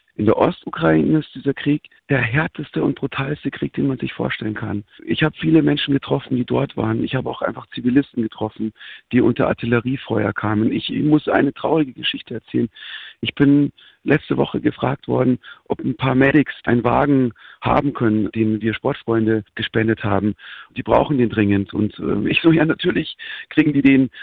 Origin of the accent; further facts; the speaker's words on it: Germany; ich als Deutscher